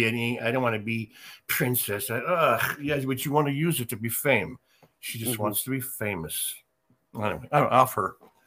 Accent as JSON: {"language": "English", "region": "England", "country": "United Kingdom", "said": "I don't have Indian in me. I'm just English."}